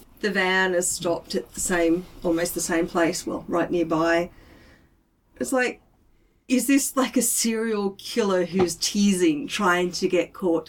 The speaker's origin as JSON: {"language": "English", "country": "Australia", "said": "as Australian"}